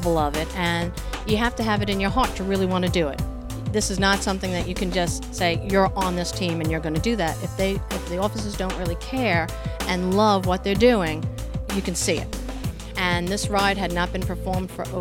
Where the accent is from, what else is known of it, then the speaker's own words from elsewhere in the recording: New York City, New York, United States; now in Washington, D.C., United States; I grew up in Brooklyn, New York